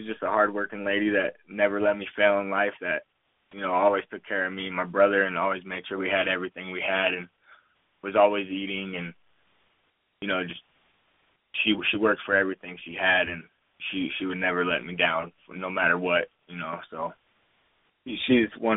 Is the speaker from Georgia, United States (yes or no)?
no; Tucson, Arizona, United States; Tucson, Arizona, my hometown